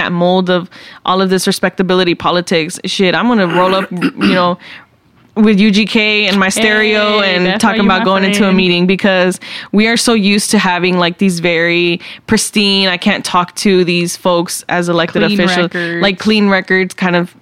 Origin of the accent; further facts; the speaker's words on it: Dallas, Texas, United States; I grew up in East Dallas, Texas